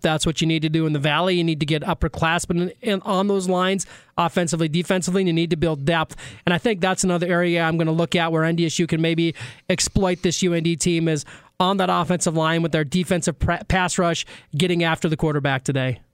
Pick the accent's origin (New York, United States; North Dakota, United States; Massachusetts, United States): North Dakota, United States; Maddock; growing up in Maddock